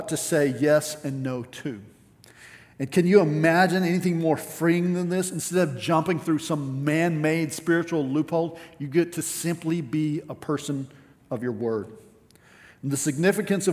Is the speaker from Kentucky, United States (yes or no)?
no; West Texas, United States; growing up in West Texas